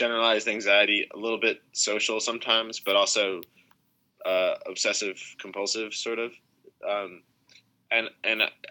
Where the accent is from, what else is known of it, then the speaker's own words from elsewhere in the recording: United States; I'm American